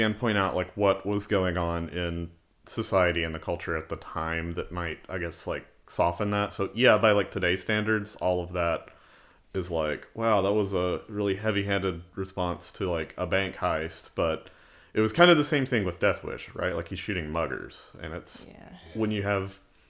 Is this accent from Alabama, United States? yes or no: yes; Alabama, United States; I'm from Alabama.